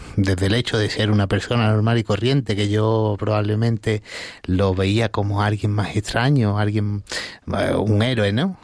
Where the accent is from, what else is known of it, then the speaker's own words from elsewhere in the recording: Marchena, Andalusia, Spain; moved away as an adult; also born or lived in Las Rozas de Madrid; now in Las Rozas, Spain; yo nací en un pueblo que se llama Marchena, que está en la provincia de Sevilla